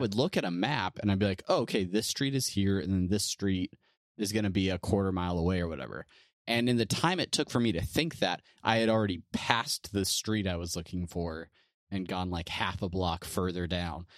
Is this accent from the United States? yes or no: yes; California, United States; we're both from California